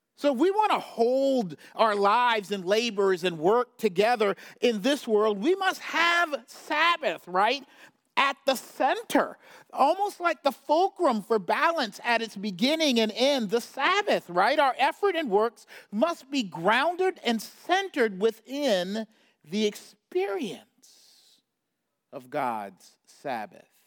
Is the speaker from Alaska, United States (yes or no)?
no; South Carolina, United States; I grew up in South Carolina, so deep south